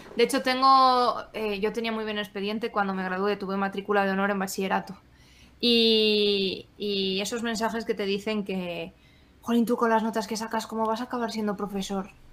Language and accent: Spanish; Asturias, Spain; also born or lived in Valladolid; now in León, Spain; yo soy asturiana